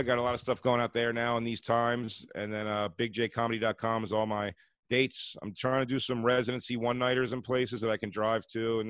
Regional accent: Philadelphia, Pennsylvania, United States; Me and Kev come from Philly.

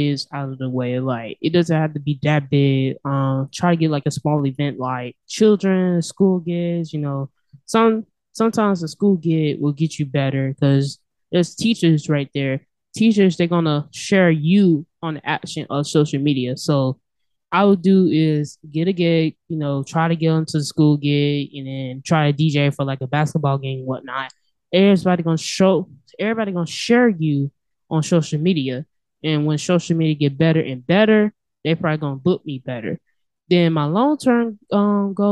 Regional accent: Montgomery, Alabama, United States; I was born and raised in Montgomery

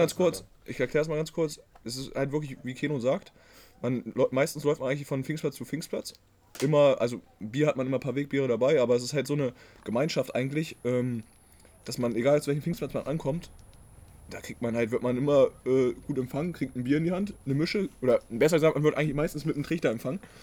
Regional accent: Braunschweig, Lower Saxony, Germany; wir kommen ja aus Braunschweig aus der Nähe

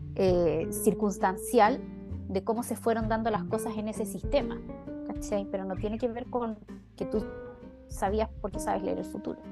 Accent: Chile; moved away; sociedades como las nuestras, como la chilena

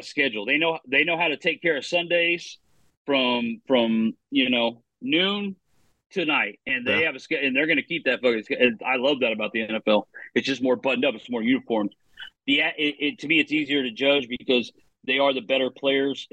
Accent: Oklahoma, United States; also born or lived in Nebraska; I grew up in Oklahoma. We don't have a pro team

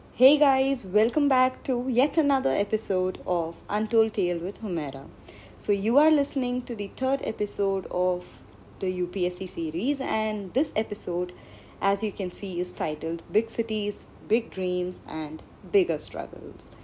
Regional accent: India; Being brought up in India and growing up in India

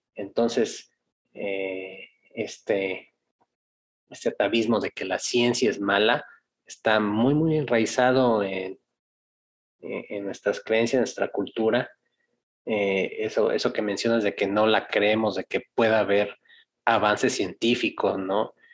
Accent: Mexico

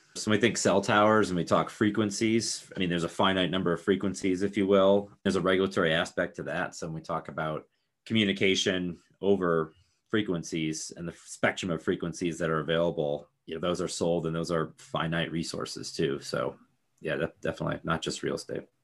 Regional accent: Northwest Indiana, United States; right there in Northwest Indiana is where I grew up.

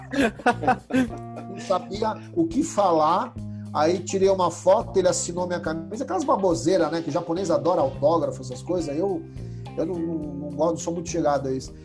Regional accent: Brazil; Eu falei, Brasil

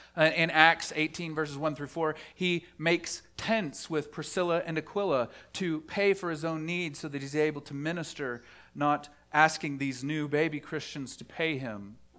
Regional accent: Dallas, Texas, United States; I grew up in the Bible Belt, the buckle of the Bible Belt, in Dallas, Fort Wor-, the Dallas, Fort Worth area

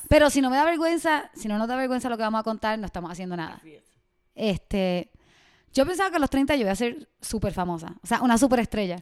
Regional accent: Puerto Rico; accent: Puerto Rican; also born or lived in Miami; now in Mexico; soy de Puerto Rico y llevo dos años viviendo en México. Antes de vivir en México viví en Miami

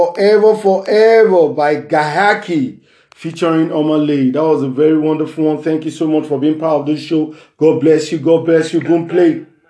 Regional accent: Nigeria; from Nigeria.

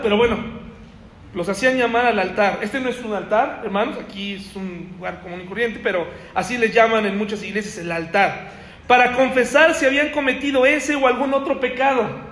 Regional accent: Mexico; soy mexicano

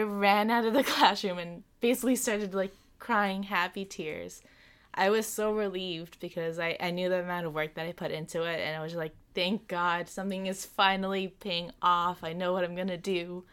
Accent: Long Island, New York, United States; I'm from Long Island

